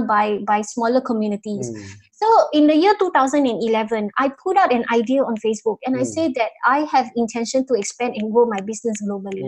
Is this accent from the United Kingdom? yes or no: no; Singapore